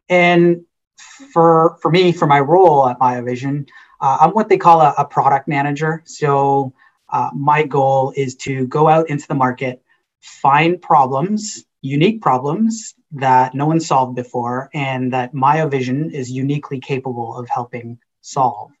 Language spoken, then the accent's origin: English; Mississauga, Ontario, Canada; also born or lived in Guyana / Trinidad and Tobago; now in Waterloo, Canada; I grew up in Mississauga and came to the University of Waterloo for school and then just sort of never left